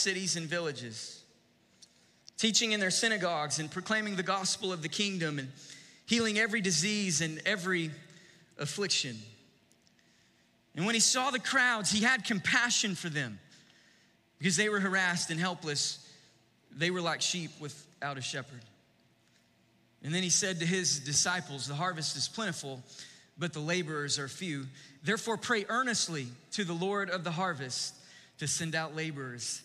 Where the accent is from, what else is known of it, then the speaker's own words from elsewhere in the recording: East Texas, United States; One of my favorite childhood memories growing up in East Texas